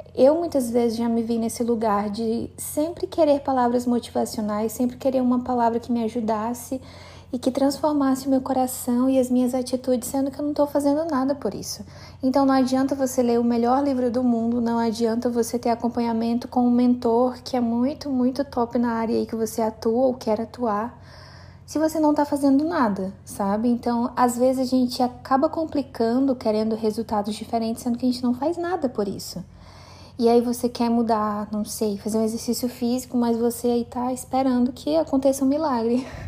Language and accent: Portuguese; Cruzeiro do Sul, Acre, Brazil; moved away; eu cheguei de viagem aqui em Cruzeiro do Sul, na minha cidade natal